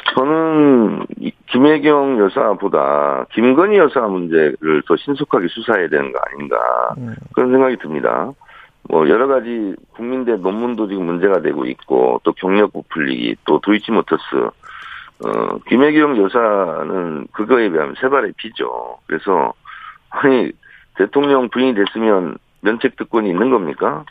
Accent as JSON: {"language": "Korean", "region": "South Chungcheong", "country": "South Korea", "tie": "born or raised there", "moved": "yes", "said": "저는 충남형입니다. 충남 충남 출신이다"}